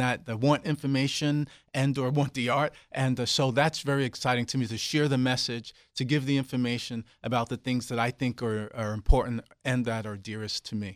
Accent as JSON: {"language": "English", "town": "New York City", "region": "New York", "country": "United States", "tie": "born or raised there", "moved": "yes", "said": "I grew up in Brooklyn, New York"}